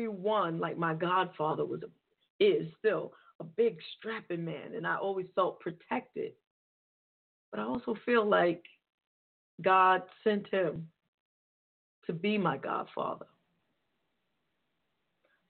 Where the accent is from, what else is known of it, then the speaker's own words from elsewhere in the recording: New York City, New York, United States; New York is my hometown